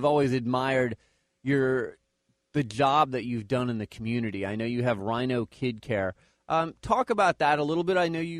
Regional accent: Phoenix, Arizona, United States; I grew up in Phoenix long ago before the Diamondbacks were there

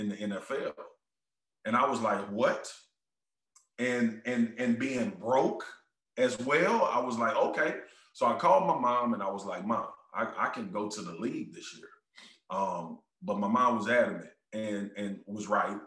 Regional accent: Baton Rouge, Louisiana, United States; I'm from South Baton Rouge. We don't make it out of here.

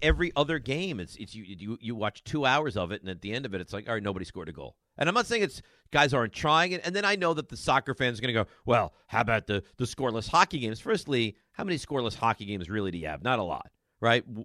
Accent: Roslyn, New York, United States; I'm from Roslyn

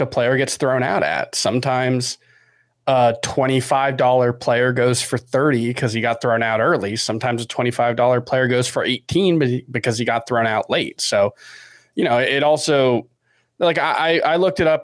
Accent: Miami, Florida, United States; we're all from Miami.

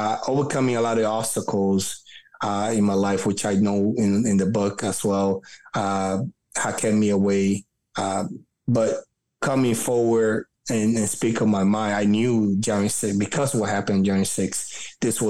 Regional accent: New York City, New York, United States; English is a second language; also born or lived in Dominican Republic; where I grew up at that time in Brooklyn

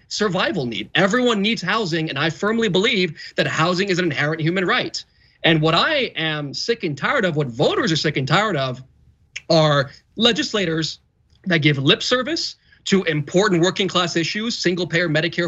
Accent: Los Angeles, California, United States; the San Fernando Valley, my hometown

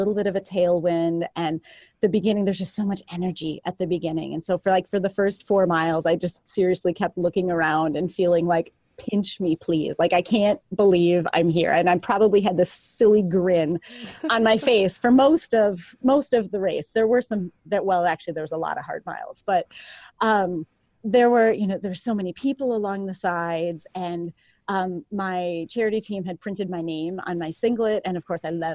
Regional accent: Minnesota, United States; I'm from Minnesota.

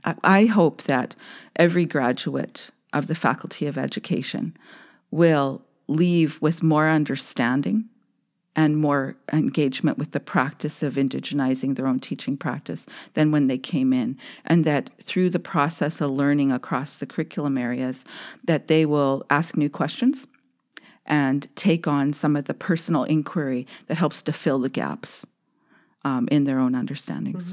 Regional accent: Saskatoon, Saskatchewan, Canada; a middle-class Indian growing up in Saskatoon

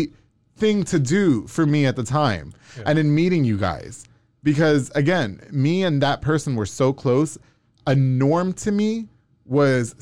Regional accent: Long Island, New York, United States; moved away; I'm from New York

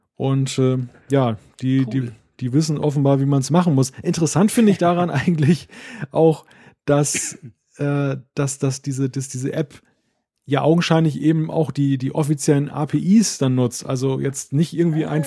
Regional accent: Northern Germany, Germany; den Norddeutschen

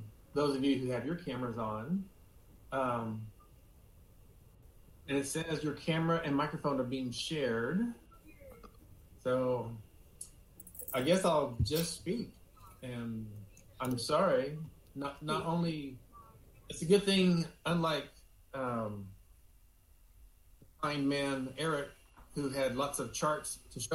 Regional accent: Houston, Texas, United States; I was born in 1960 in Houston, Texas

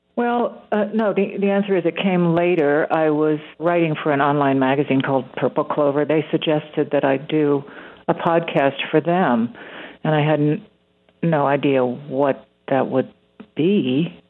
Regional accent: Winnetka, Illinois, United States; my hometown

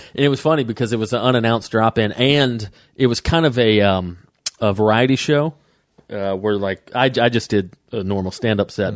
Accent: Atlanta, Georgia, United States; Atlanta, my hometown.

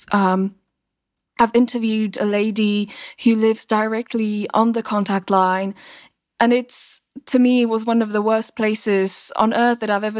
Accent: Slovakia; my home country, Slovakia

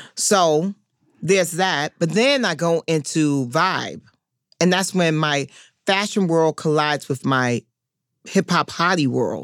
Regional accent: New York City, New York, United States; I'm from Harlem

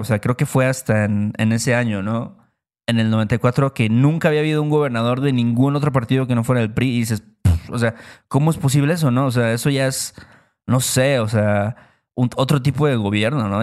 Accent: Mexico; nosotros somos de México

